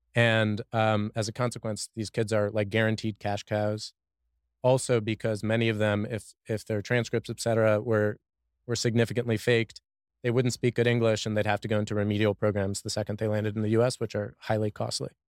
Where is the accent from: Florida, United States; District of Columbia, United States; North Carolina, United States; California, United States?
District of Columbia, United States; Washington; also born or lived in Boston / China / San Francisco / Mexico; now in Austin, United States; I'm from Washington, D.C.